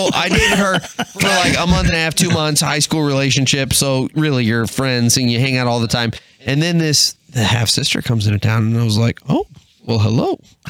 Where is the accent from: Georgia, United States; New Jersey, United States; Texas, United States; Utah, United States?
Texas, United States; now in Michigan, United States; I'm originally from Texas